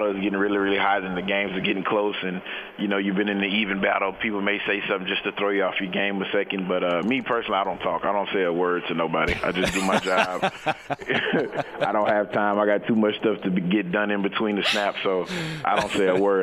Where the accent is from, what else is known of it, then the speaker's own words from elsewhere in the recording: Louisiana, United States; moved away as an adult; also born or lived in Pittsburgh; now in Seattle, United States; I'm from Louisiana, so I've been in the heat all of my life